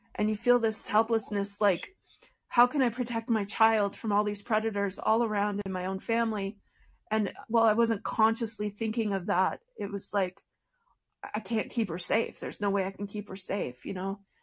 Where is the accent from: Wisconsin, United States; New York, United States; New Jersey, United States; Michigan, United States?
Michigan, United States; Detroit; now in Colorado, United States; I was born in Detroit, Michigan, into a family that were faithful members of the Church of Jesus Christ of Latter day Saints